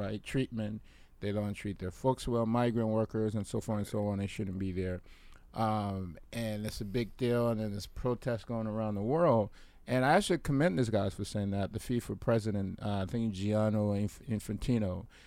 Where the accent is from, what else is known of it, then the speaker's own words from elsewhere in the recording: Liberia; moved away; my home country, birth country, Liberia